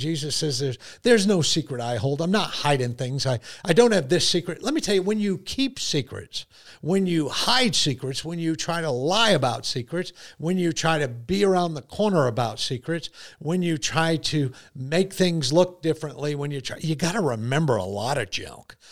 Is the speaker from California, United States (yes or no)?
no; Connecticut, United States; also born or lived in New York; now in South Carolina, United States; I grew up in Connecticut. I've lived in New York